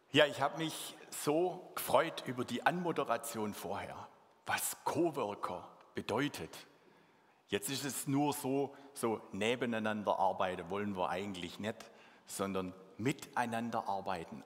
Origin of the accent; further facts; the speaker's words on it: Swabia, Baden-Württemberg, Germany; accent: Swabian; first language Swabian; meine Muttersprache Schwäbisch